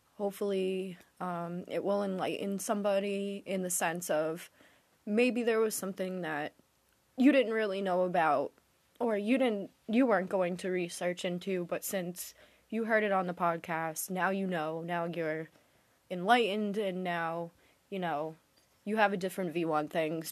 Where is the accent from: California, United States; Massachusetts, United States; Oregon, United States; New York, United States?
Massachusetts, United States; now in Rhode Island, United States; I was born in Rhode Island. I'm actually more from Massachusetts, but I recently moved back here.